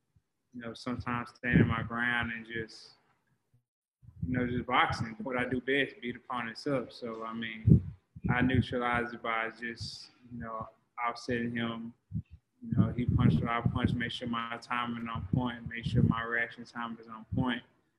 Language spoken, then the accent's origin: English; Dallas, Texas, United States; born or raised there